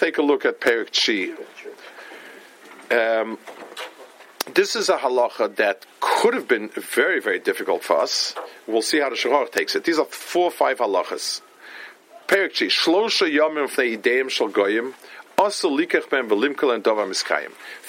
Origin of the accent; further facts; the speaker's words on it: New York City, New York, United States; moved away; I grew up in Lower East Side, and my mother used to live there